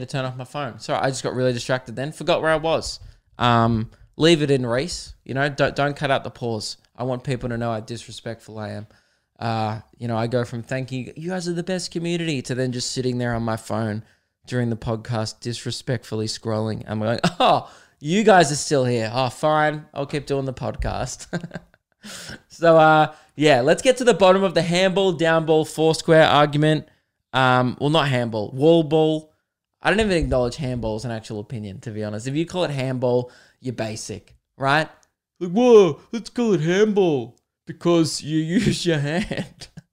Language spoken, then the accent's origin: English; Adelaide, South Australia, Australia; I was born in Adelaide